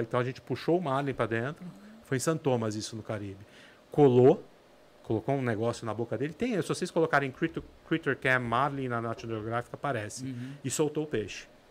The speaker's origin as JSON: {"language": "Portuguese", "region": "São Paulo", "country": "Brazil", "also_born_or_lived": "Ilhabela", "said": "eu sou de São Paulo"}